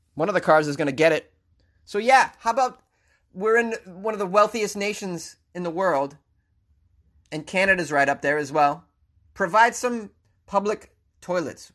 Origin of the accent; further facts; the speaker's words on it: Boston, Massachusetts, United States; accent: Boston; moved away; also born or lived in New York City; Second is Bostonian, which I'm very proud to say